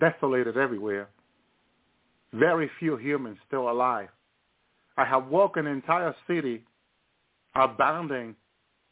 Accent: Union City, New Jersey, United States; also born or lived in the island (unspecified); I grew up in Union City, New Jersey

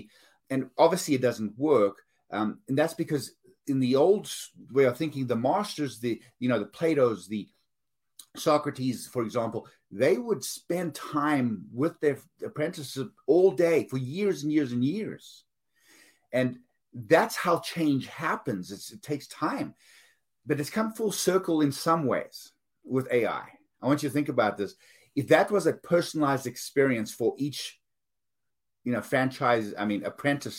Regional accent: South Africa; moved away; I'm from South Africa

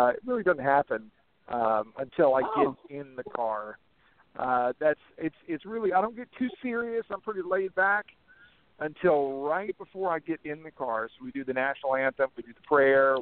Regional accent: Coila, Mississippi, United States; also born or lived in Memphis, Tennessee; I'm from Mississippi. Originally born in Memphis, Tennessee, but was raised in North Mississippi mostly my entire life, a little small town, Colo, Mississippi

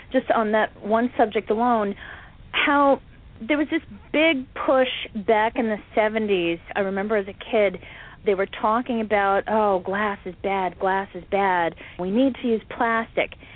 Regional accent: United States; I'm an American

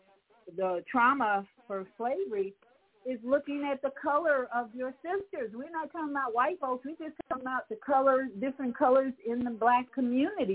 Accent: Chicago, Illinois, United States; growing up in Hyde Park, which is a very diverse racial community

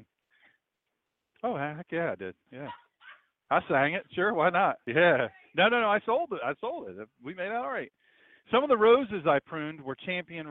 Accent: Sussex County, Delaware, United States; I grew up in Sussex County, Delaware, with Dewey Beach and Bethany Beach and Rehoboth Beach

